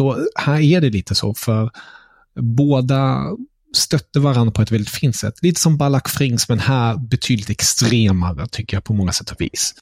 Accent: Germany; Som tysk

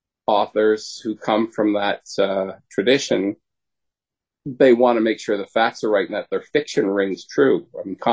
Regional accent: Canada; I'm a Canadian

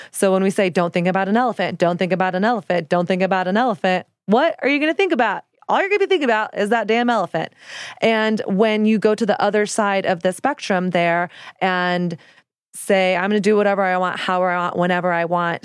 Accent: the South, United States; now in New York City, United States; I didn't grow up in the church, but I grew up in the South, and Christianity in the South is the air that we breathed

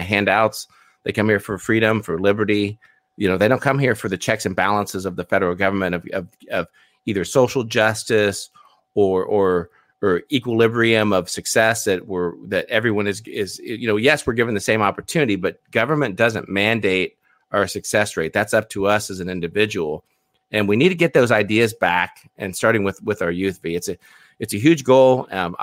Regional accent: United States; I was born in the States

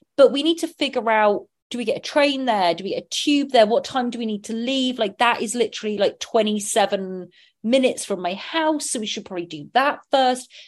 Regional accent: Sonning Common, South East England, United Kingdom; my growing up, my church where I had my first uh, communion, my bap- baptism, my first communion, my confirmation, was all in St. Michael's Church in Sonning Common, Oxfordshire, England

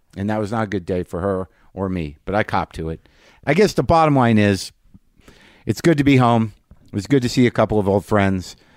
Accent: Albuquerque, New Mexico, United States; moved away; also born or lived in New Jersey / Alaska; I've been in Albuquerque, my hometown, for a couple of days

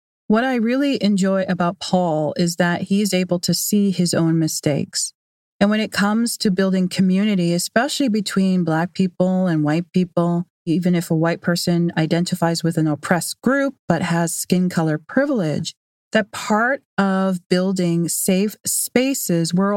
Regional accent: Canada; I am Canadian

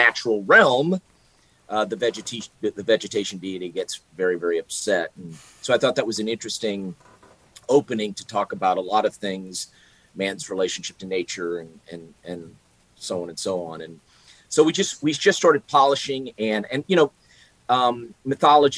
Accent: Mississippi, United States; my home state of Mississippi

